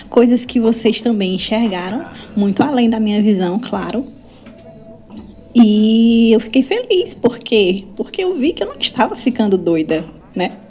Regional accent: Pedreiras, Maranhão, Brazil; sou de Pedreiras, tá, Maranhão.

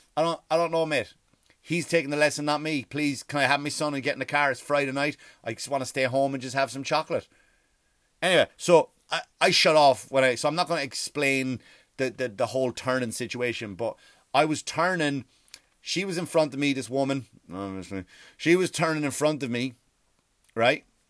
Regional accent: Ireland; I love being Irish

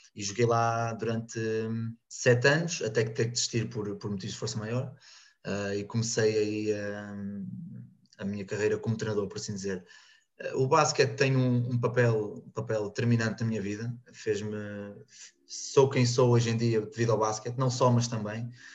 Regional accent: Porto, Norte, Portugal; moved away as an adult; now in Rio Maior, Portugal; venho do Porto, neste momento estou em Rio Maior

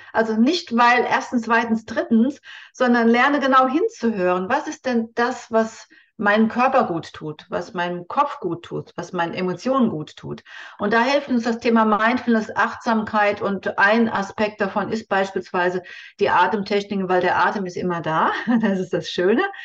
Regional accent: Germany; bei uns in Deutschland

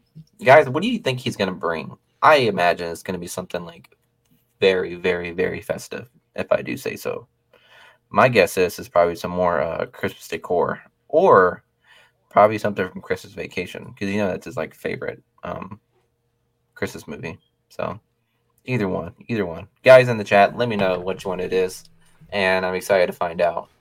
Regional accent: Kentucky, United States; born or raised there

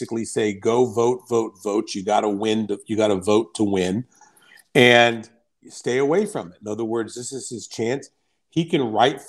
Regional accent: Fairfax County, Virginia, United States; I grew up in Fairfax County

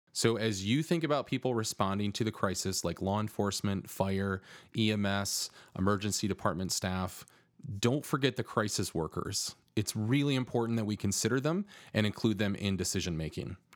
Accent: Grand Rapids, Michigan, United States; Grand Rapids, which happens to be my hometown and where I now live.

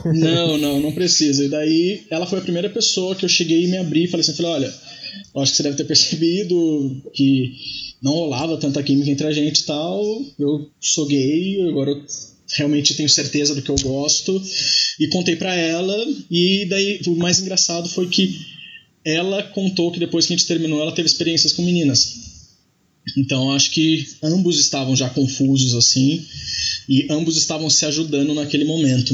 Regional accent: Taubaté, São Paulo, Brazil; moved away as an adult; now in São Paulo, Brazil; eu sou do interior, sou de Taubaté

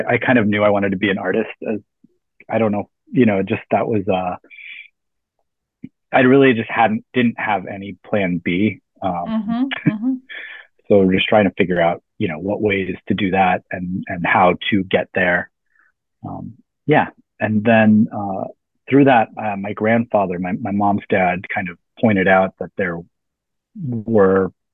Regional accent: Tucson, Arizona, United States; now in Brooklyn, United States; I'm originally from Tucson, Arizona in the Southwest, about 45 minutes from the Mexico border

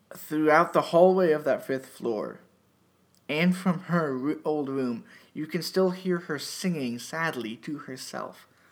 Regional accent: Erie, Pennsylvania, United States; moved away; Erie, PA, my hometown

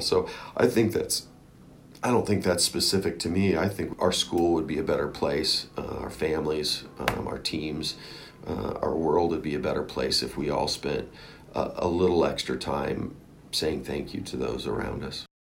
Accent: Oregon, United States; moved away; I grew up in Oregon

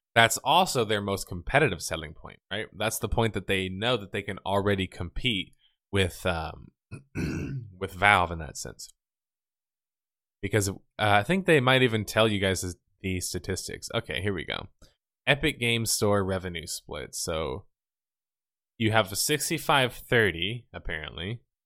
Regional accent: the South, United States; I'm from the South

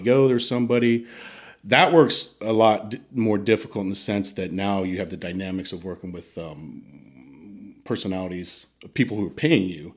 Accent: United States; moved away as an adult; also born or lived in Italy; I'm the American

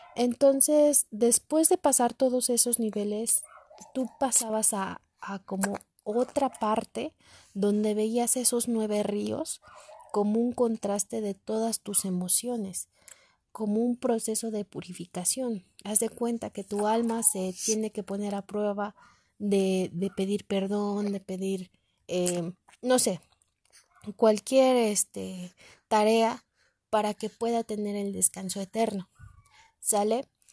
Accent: Mexico; como mexicanos

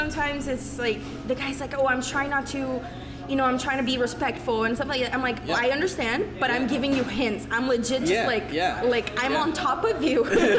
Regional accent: Brazil; born or raised there; now in Canada

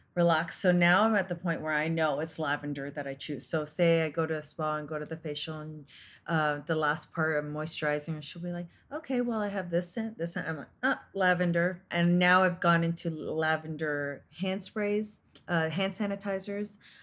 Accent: Canada; I was born and raised in Canada

